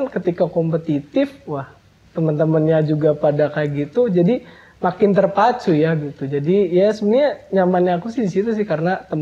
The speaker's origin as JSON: {"language": "Indonesian", "area": "Cirebon Regency", "region": "West Java", "country": "Indonesia", "said": "aku ini dari SMP SMP kabupaten dan istilahnya aku merantau ya dari kabupaten ke kota"}